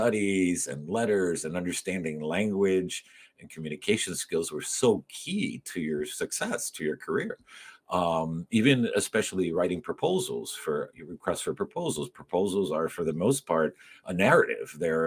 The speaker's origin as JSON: {"language": "English", "town": "Miami", "region": "Florida", "country": "United States", "tie": "born or raised there", "also_born_or_lived": "Madrid, Spain / New York / Cuba", "said": "Growing up in Miami and in Westchester in particular, when it wasn't completely Cuban in 1972"}